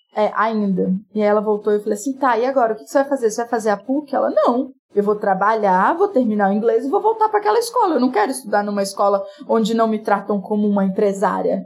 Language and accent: Portuguese; Itinga, Minas Gerais, Brazil; moved away; also born or lived in Rio de Janeiro; Eu sou do interior de Minas, uma cidade chamada Itinga, no Vale de Jequitinhonha